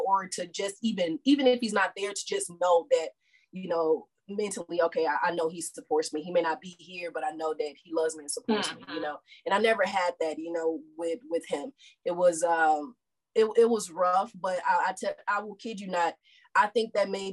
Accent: St. Louis, Missouri, United States; born or raised there; moved away as an adult; now in Texas, United States

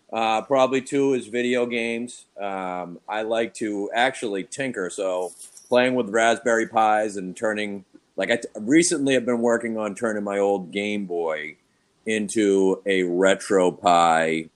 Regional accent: Boston, Massachusetts, United States; moved away as an adult; now in Louisville, United States; I am originally from Boston, Massachusetts.

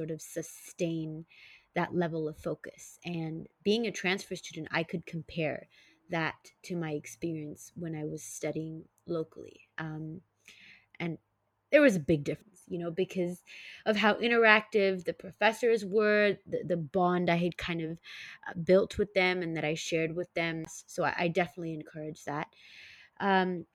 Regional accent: Singapore; moved away as an adult; also born or lived in San Francisco Bay Area, United States; back at my hometown in Singapore

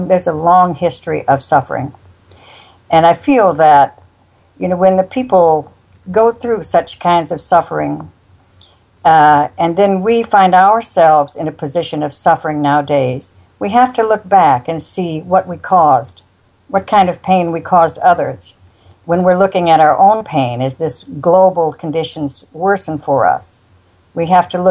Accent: South Dakota, United States; I was raised in South Dakota

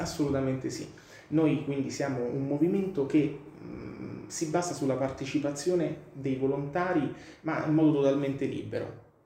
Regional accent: Rome, Lazio, Italy; io vengo dalla Maiana

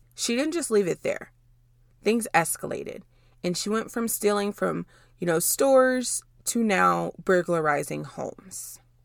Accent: Dallas, Texas, United States; I'm from the Dallas area

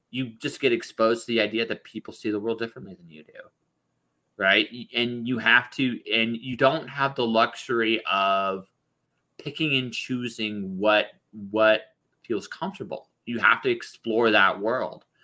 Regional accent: London, Ontario, Canada; also born or lived in Windsor / Detroit / Toronto / Phoenix; I grew up in primarily in London, Ontario, but I've lived in a whole bunch of cities. There, my I moved a lot as a kid. Uh, Windsor, Detroit, uh, Toronto.

